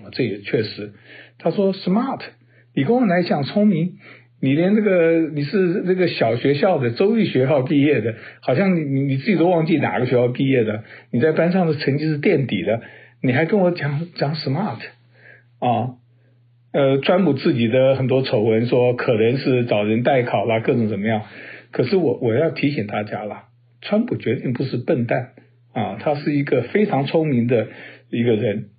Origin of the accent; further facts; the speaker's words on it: United States; 所以就等于是半斤八两啊，让我们美国人在那边看到这边摇头叹息啊。